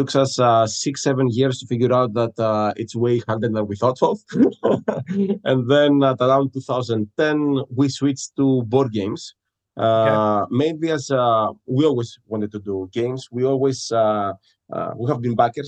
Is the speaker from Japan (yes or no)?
no; Greece; moved away as an adult; now in Halifax, Canada; I'm originally from Greece